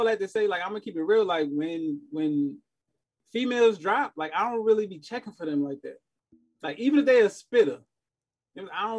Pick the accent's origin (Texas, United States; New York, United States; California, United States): New York, United States; New York City; I'm from Queens.